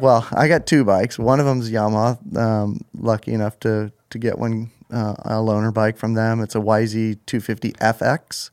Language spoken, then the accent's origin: English; Mission Viejo, California, United States; I grew up in Mission Viejo